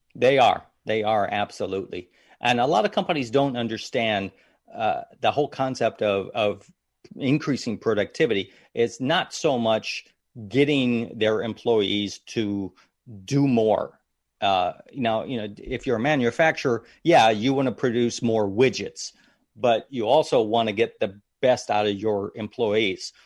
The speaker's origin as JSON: {"language": "English", "town": "Madison", "region": "Ohio", "country": "United States", "moved": "yes", "said": "originally from Ohio, little town called Madison, Ohio, just outside of Cleveland, Ohio, right on the lake area"}